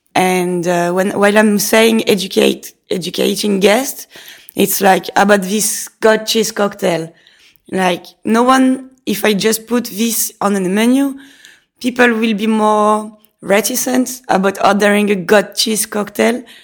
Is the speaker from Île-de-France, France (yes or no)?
no; Nice, Provence-Alpes-Côte d'Azur, France; English is a second language; moved away as an adult; also born or lived in London; now in Lausanne, Switzerland; I'm coming from Nice in south of France. So when I was young and I wanted to get my own money, I had to find a job.